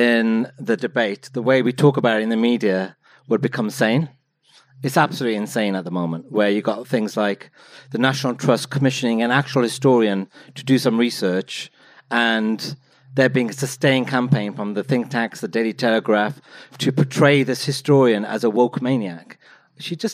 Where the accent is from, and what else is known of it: Wolverhampton, West Midlands, United Kingdom